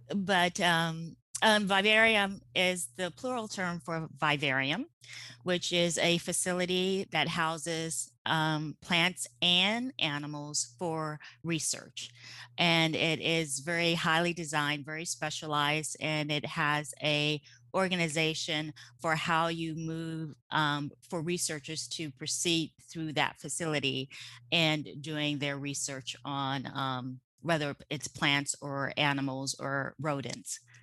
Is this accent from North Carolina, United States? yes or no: no; suburban Maryland, United States; moved away as an adult; now in California, United States; we, um, grew up in, um, suburban Maryland